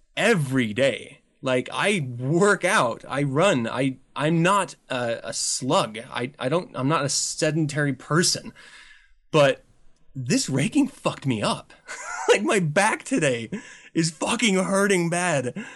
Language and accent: English; Utah, United States; I really loved about growing up in Utah